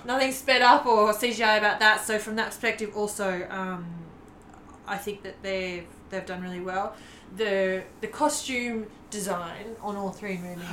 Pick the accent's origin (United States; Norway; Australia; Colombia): Australia; as an Australian